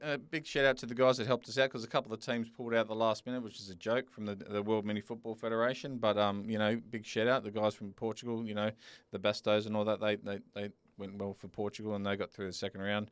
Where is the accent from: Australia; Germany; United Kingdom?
Australia; Sydney, New South Wales; now in Perth, Australia; I'm originally from Sydney